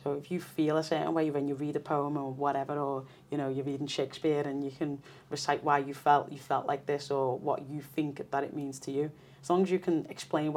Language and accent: English; Liverpool, North West England, United Kingdom; where we'd moved to was a bit more affluent than where I grew up in Liverpool